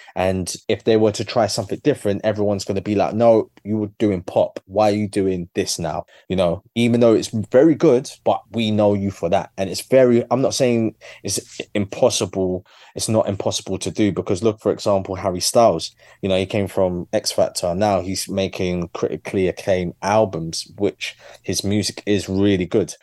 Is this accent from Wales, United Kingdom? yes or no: no; London, United Kingdom; my journey as a Londoner